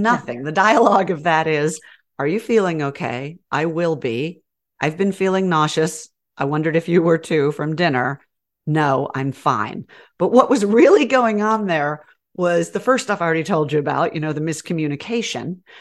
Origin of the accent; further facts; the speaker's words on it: Georgia, United States; accent: southern; also born or lived in New York; now in Texas, United States; I was raised in Georgia and I will get all southern on ya